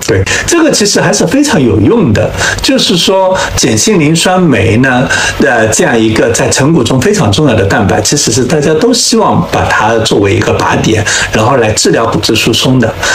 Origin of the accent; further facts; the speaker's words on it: China; 我们中国人